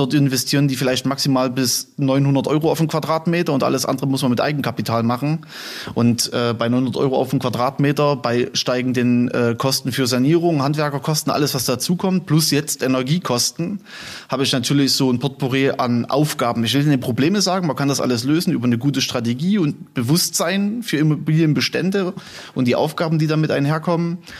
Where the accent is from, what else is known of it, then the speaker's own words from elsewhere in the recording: Chemnitz, Saxony, Germany; moved away as an adult; now in Gera, Germany; Ich komme ursprünglich aus Chemnitz